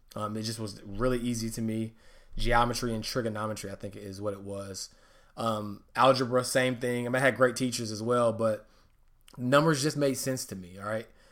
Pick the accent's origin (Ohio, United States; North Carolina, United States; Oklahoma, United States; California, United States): North Carolina, United States; Charlotte; also born or lived in Hartford, Connecticut / Atlanta, Georgia; I was raised in Charlotte, North Carolina, also known as the Queen City.